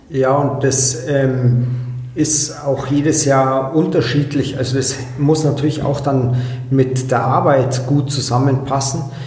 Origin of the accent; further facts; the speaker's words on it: Allgäu, Bavaria, Germany; hier bei uns im Allgäu